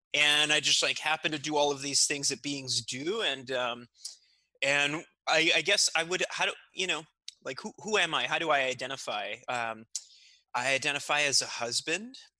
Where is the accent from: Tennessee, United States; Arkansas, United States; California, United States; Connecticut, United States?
California, United States; also born or lived in Mexico City, Mexico / Santa Cruz, California; now in Seattle, United States; I was raised in California on, on a farm in California